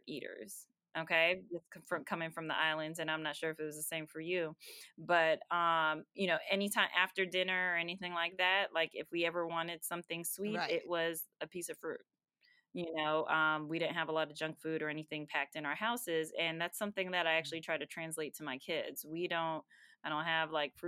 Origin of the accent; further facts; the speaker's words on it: Simi Valley, California, United States; also born or lived in Boston, Massachusetts; now in Marietta, United States; I was born in Boston, moved when I was, three? To California, Southern California, and grew up there, spent my elementary school years in California